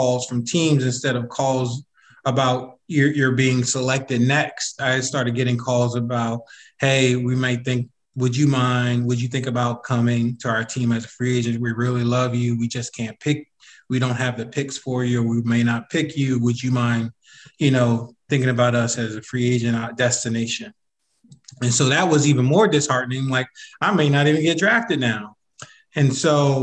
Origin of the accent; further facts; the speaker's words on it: Philadelphia, Pennsylvania, United States; I'm from Philly